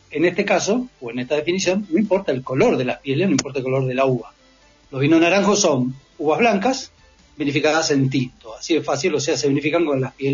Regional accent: Buenos Aires, Argentina; moved away; yo em, soy porteño, me vine a vivir acá hace 16 años

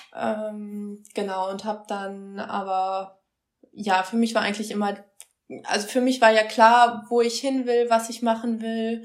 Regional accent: Schwerte, North Rhine-Westphalia, Germany; moved away as an adult; also born or lived in Münster / Osnabrück; ursprünglich groß geworden bin ich mal in Ostwestfalen, habe dann meine Jugend in Schwerte in der Nähe von Dortmund verbracht

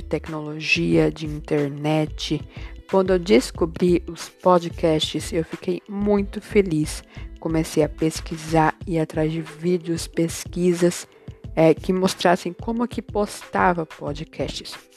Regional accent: Bauru, São Paulo, Brazil; also born or lived in Aracaju, Sergipe, Brazil; sou de Bauru, nasci em Aracaju

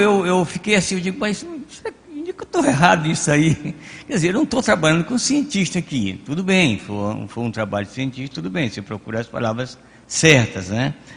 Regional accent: the interior of the Northeast, Northeast Brazil, Brazil; moved away; palavras que eu ouvi quando era criança, lá no meu interior. Eu digo, mas para meu interior, lá no Nordeste

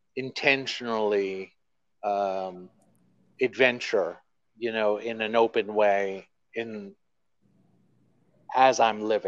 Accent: Queens, New York, United States; born there; also born or lived in Texas; You know, I was born here in Queens, New York. Wow. Yeah, but I lived all over.

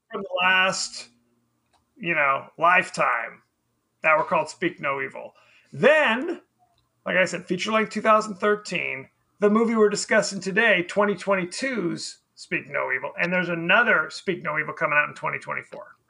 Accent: United States; we're American

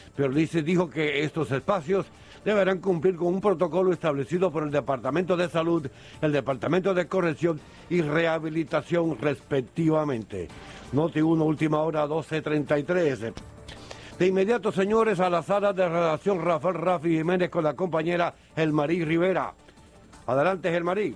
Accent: Puerto Rico; nosotros como puertorriqueños y puertorriqueñas

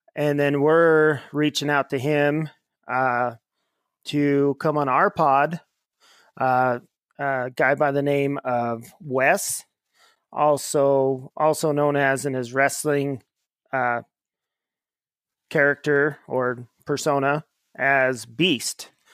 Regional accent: Ely, Nevada, United States; actually grew up in my hometown of Ely, Nevada

